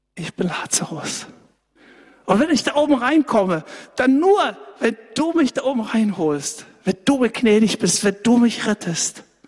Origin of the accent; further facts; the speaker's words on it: Saxony, Germany; bei uns in Sachsen